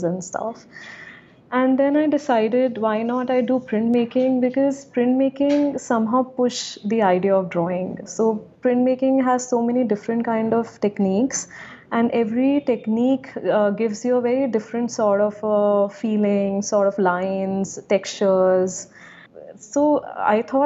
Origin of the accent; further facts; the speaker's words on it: Gwalior, Madhya Pradesh, India; also born or lived in London; now in Delhi, India; I grew up in this really small city called Gwalior. It's like a really, it's in Madhya Pradesh, India